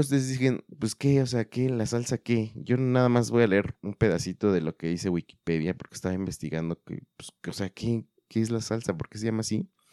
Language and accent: Spanish; central Mexico, Mexico; now in Guadalajara, Mexico; en el sur o en el centro, para ser más específicos de donde yo soy